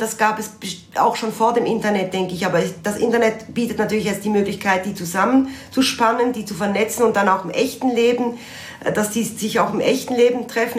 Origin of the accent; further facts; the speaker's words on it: Basel, Basel-Stadt, Switzerland; bin selber Baslerin